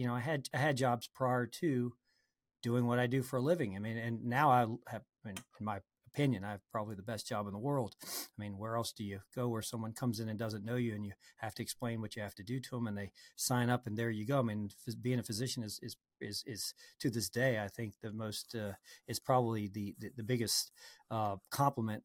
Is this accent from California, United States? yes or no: no; New Orleans, Louisiana, United States; I grew up in New Orleans, uh, well, actually in a suburb of New Orleans